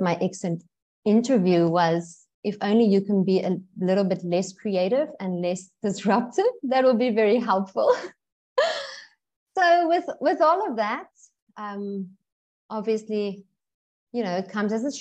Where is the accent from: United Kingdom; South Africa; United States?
South Africa; now in Bali, Indonesia; I'm from South Africa